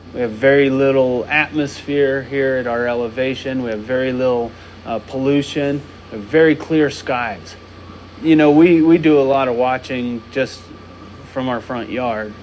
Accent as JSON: {"language": "English", "area": "San Luis Valley", "region": "Colorado", "country": "United States", "tie": "born or raised there", "also_born_or_lived": "Texas", "said": "I was born in Texas, but I had the good sense to move to Colorado when I was six months old, and been in the in the valley almost ever since"}